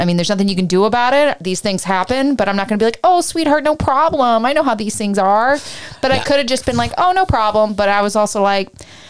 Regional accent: Canada; I spent my That's whole life being Canadian and a girl and a people pleaser with some built-in traumatic energy.

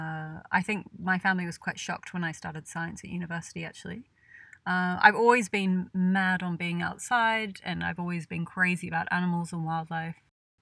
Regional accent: New South Wales, Australia; I'm from Australia. I'm from a small country town between Sydney and Canberra.

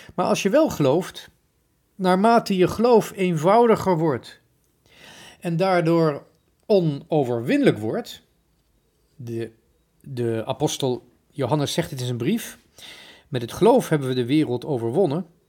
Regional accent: Netherlands; wij Nederlanders

